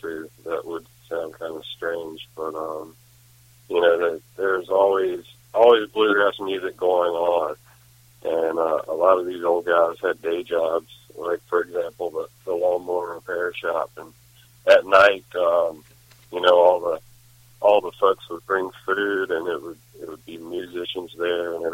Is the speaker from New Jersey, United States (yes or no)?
no; North Carolina, United States; I grew up in North Carolina